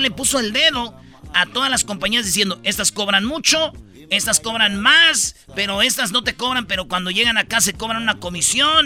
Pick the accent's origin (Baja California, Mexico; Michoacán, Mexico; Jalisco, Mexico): Michoacán, Mexico; Jiquilpan; yo soy de Jiquilpan